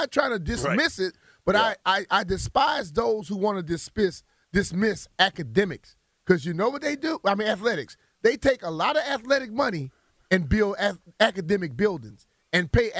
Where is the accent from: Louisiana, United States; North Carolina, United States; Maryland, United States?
Louisiana, United States; moved away; when I was growing up in Louisiana